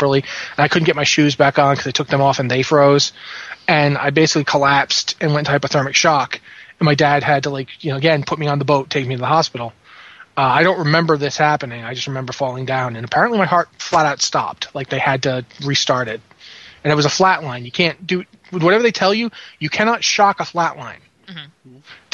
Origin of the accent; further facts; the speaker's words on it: Rhode Island, United States; moved away as an adult; also born or lived in London, England / Washington, D.C. / Blacksburg, Virginia / Richmond, California; now in Canada; I grew up in Rhode Island